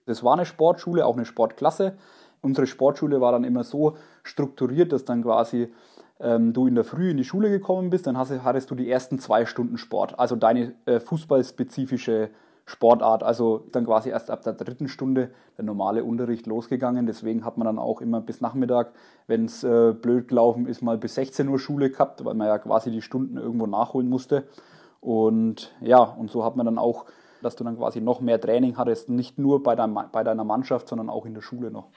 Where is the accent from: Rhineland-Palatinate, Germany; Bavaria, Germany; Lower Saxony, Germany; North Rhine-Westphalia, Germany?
Bavaria, Germany; Allersberg; ich habe in Allersberg gewohnt